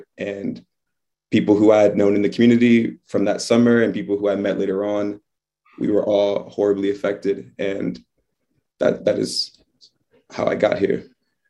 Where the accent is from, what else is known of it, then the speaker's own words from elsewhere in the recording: Fredericksburg, Virginia, United States; I'm from Fredericksburg, Virginia, small town between Richmond and Washington, D.C.